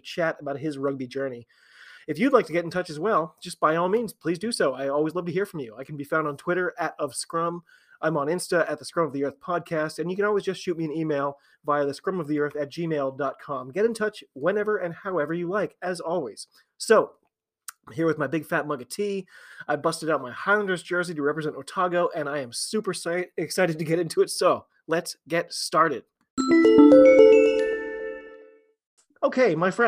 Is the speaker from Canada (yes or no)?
no; United States; I'm an American